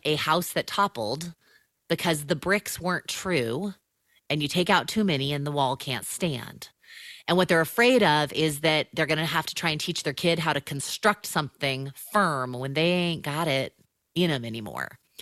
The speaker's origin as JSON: {"language": "English", "region": "Southern California", "country": "United States", "tie": "born or raised there", "also_born_or_lived": "Chicago area", "moved": "as an adult", "said": "I'm a Southern Californian, and, uh, have spent all my life here, minus five years, uh, in the Chicago area"}